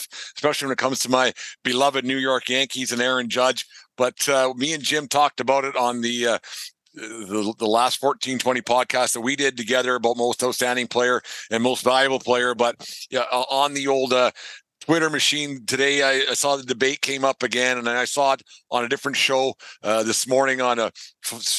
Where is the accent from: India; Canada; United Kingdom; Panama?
Canada; Southern Alberta; where I grew up in Southern Alberta